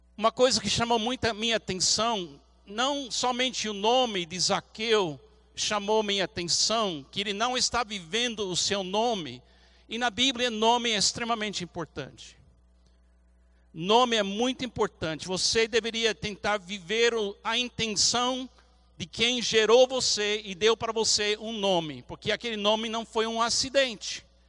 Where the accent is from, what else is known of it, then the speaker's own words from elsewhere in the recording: United States; Portuguese is a second language; now in Brazil; como americano